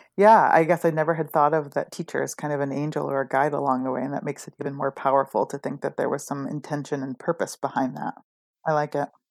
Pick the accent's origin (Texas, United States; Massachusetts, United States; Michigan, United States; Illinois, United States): Michigan, United States; Rochester; grew up in Rochester, Michigan, outside of Detroit